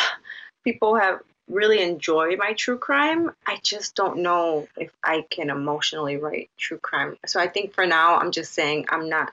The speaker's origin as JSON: {"language": "English", "town": "Chicago", "region": "Illinois", "country": "United States", "tie": "born or raised there", "also_born_or_lived": "Puerto Rico", "said": "I grew up here. I'm from Chicago"}